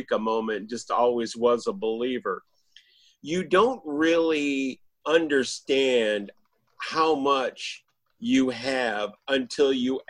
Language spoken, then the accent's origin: English; Michigan, United States; We're pig farmers from Michigan